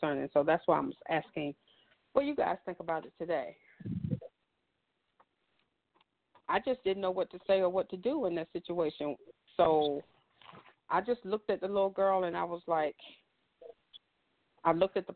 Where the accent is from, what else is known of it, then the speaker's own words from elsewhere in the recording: the South, United States; as a little girl growing up in the South in the 70s